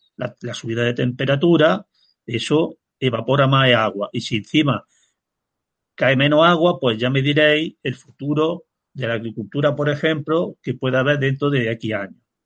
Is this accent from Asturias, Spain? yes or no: no; Peña, Andalusia, Spain; yo ya nací en el 54 del siglo pasado y conocí las lluvias de los años 60, cómo venían los ríos, las inundaciones que había, aquel exceso de agua, porque en mi pueblo, que es Peña